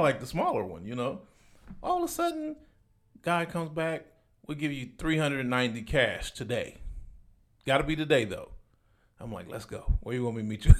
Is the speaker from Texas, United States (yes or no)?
no; Compton, California, United States; I'm from Compton, California, so Palmdale, California is an hour and a half away from my house.